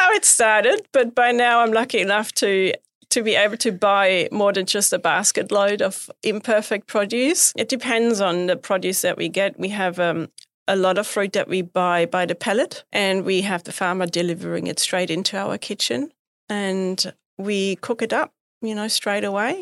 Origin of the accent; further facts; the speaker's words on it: Bavaria, Germany; moved away; I grew up in Bavaria. which is really close to the mountains, to the Alps.